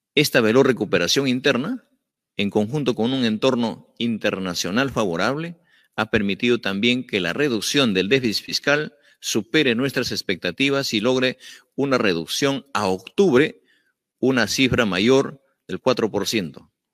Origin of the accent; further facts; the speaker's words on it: Andean provinces of Peru, Andes, Peru; Soy un maestro andino, soy provinciano